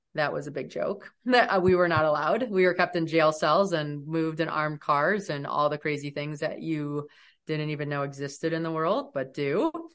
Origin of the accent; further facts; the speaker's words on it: United States; especially as an American